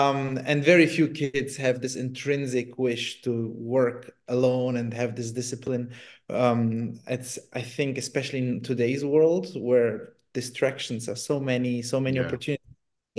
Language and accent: English; Germany; also born or lived in Italy; I grew up in Germany or beginning in Italy, so it was quite open for me.